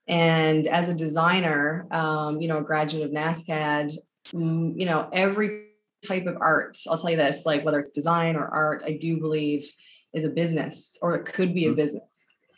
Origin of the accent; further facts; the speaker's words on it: Newfoundland and Labrador, Canada; moved away as an adult; But I left Newfoundland when I was 19